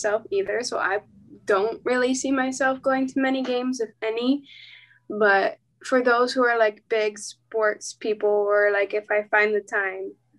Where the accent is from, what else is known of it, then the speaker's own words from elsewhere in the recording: Germany; moved away; I was born in Germany